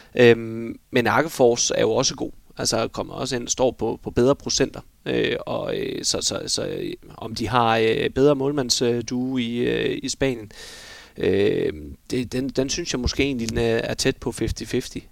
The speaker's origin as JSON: {"language": "Danish", "country": "Denmark", "said": "vi er danskere"}